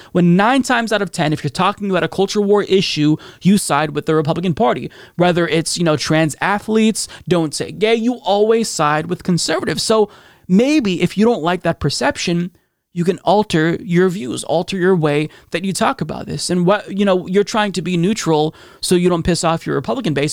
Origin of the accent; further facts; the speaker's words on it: Oregon, United States; my home state of Oregon